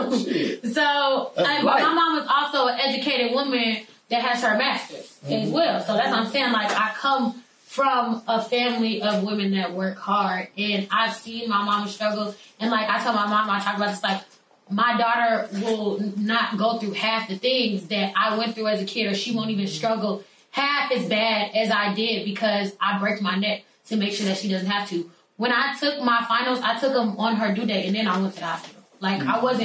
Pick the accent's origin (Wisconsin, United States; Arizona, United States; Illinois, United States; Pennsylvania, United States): Illinois, United States; Chicago; first language Arabic; English is a second language; I am born and raised in Chicago.